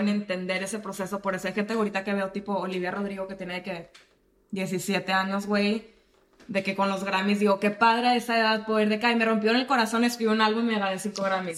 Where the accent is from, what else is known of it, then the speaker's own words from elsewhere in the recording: Monterrey, Nuevo León, Mexico; yo que crecí en Monterrey